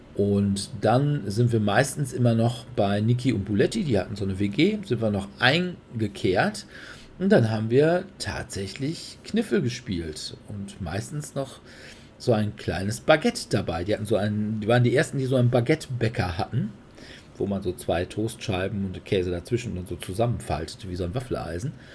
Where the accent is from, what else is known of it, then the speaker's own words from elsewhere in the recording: Sauerland, North Rhine-Westphalia, Germany; ich bin gebürtiger Sauerländer